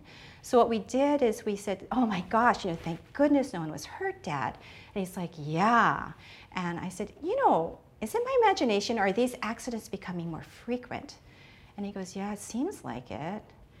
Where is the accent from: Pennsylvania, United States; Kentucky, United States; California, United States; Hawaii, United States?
Hawaii, United States; Oahu; I am from Oahu.